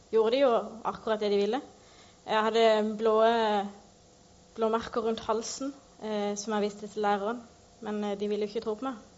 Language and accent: Norwegian; Northern Norway, Norway; Jeg kommer egentlig fra Nord-Norge, så jeg bare bytta med dialekter.